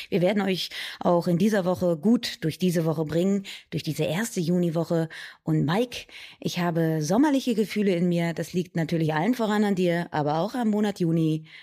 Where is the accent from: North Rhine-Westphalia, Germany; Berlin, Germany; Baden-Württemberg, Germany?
Berlin, Germany; Ich komme aus Berlin, Leute.